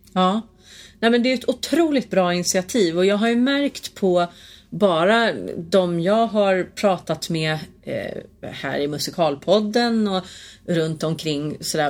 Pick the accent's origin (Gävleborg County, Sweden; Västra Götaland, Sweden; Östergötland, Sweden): Gävleborg County, Sweden; Hälsingland; jag är från Hälsingland.